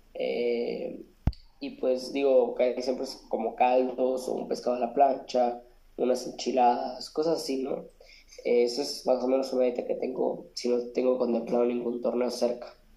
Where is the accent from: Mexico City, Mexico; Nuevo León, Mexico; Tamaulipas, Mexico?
Nuevo León, Mexico; Monterrey; Soy de Monterrey, eh, Monterrey Nuevo León.